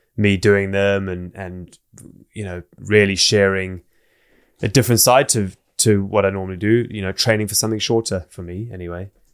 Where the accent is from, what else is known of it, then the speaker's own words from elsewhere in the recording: South Africa; also born or lived in Zimbabwe / England; now in Wales, United Kingdom; I grew up most of my childhood in South Africa